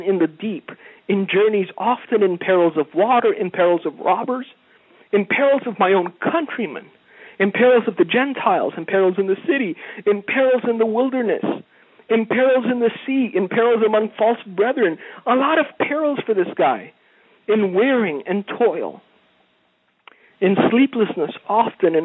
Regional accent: Romania; moved away; I was a child in a village in Romania

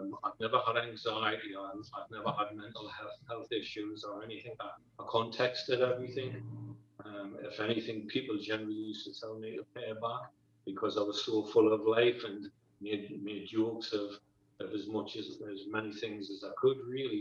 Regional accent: North East England, United Kingdom; I grew up in the northeast of England with mom and dad.

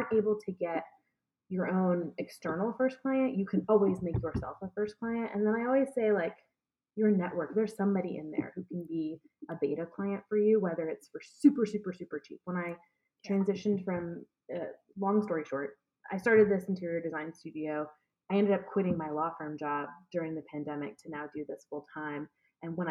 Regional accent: Atlanta, Georgia, United States; moved away as an adult; also born or lived in Washington, D.C.; I decided I was going to move back home. I'm from Atlanta, Georgia. I moved back home

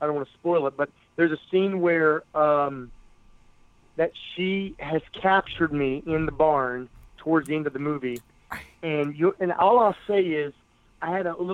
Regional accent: West Virginia, United States; my home state of West Virginia.

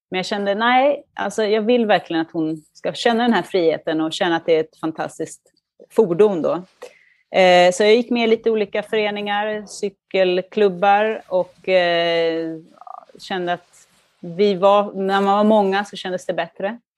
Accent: Duvnäs, Stockholm County, Sweden; now in Milan, Italy; jag växte upp i, i Duvnäs då och cyklade till skolan

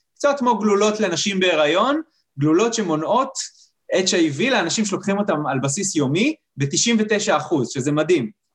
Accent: Kiryat Motzkin, Haifa District, Israel; אני עכשיו רופא משפחה שנמצא בקריית מוצקין, שזה איפה שנולדתי

